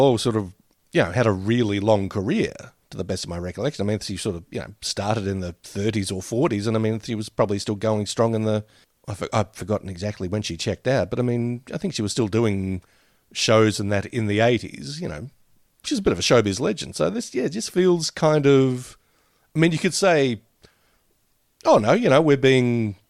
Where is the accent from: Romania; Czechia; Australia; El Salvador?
Australia; I'm Australian